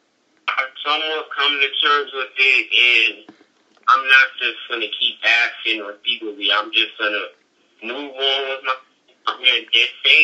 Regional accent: Chesapeake Beach, Maryland, United States; growing up in Georges County, growing up in Warburg, in Chesapeake Beach

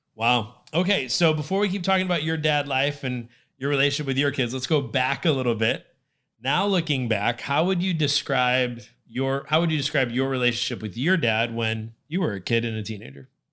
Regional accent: Connecticut, United States; moved away; I grew up in the north, so I grew up in Connecticut

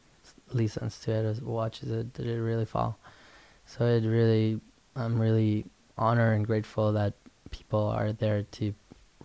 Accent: Guatemala; I was born and raised in Guatemala in a Spanish Catholic family

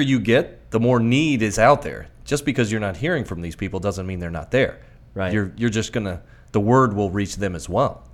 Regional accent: Miami, Florida, United States; I'm from Miami originally

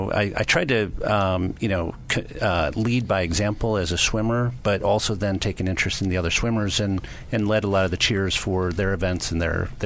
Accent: Livonia, Michigan, United States; So I grew up in a suburb of Detroit, Michigan called Livonia, Michigan.

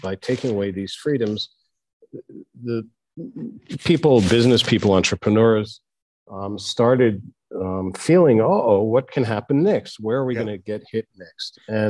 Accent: Canada; also born or lived in United States / Israel; I was born in the States, and my parents just took me as a five-year-old to Israel, and I got citizenship in Israel. And then they took me as a 10-year-old to Canada, and so I got Canadian citizenship.

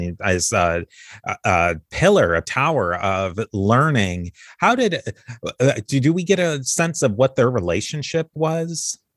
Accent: United States; a American who's grown up basically with Benjamin Franklin my whole life

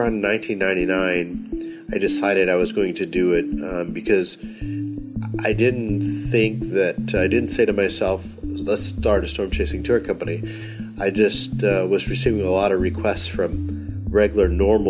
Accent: North Texas, United States; growing up in North Texas

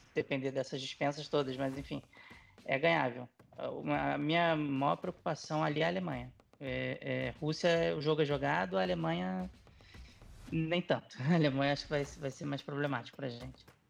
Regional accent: Brazil; moved away; eu sou, sou brasileiro, jornalista, cobrindo basquete

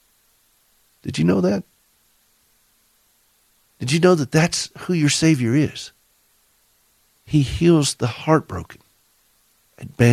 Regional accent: the South, United States; accent: southern; Forgive my southern accent

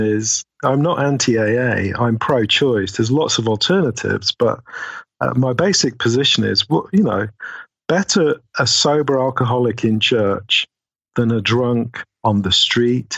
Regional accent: United Kingdom; I'm British after all

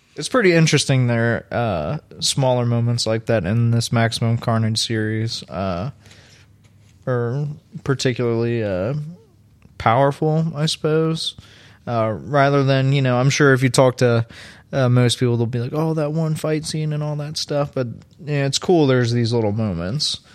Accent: Louisville, Kentucky, United States; I grew up in Louisville

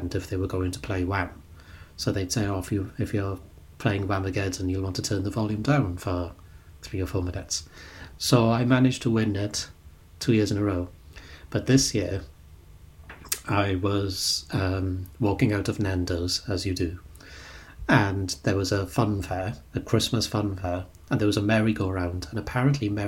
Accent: United Kingdom

